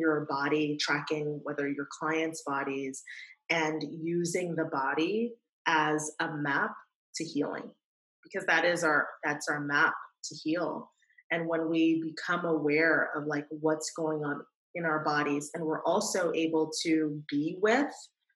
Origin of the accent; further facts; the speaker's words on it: New York City, New York, United States; growing up in New York City